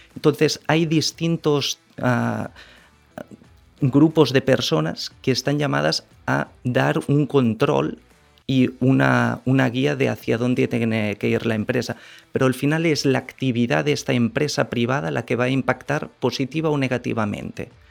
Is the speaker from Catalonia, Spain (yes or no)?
yes; Barcelona, Catalonia, Spain; moved away as an adult; now in Dominican Republic; Yo soy de Barcelona, hace seis años y medio que estoy aquí en el país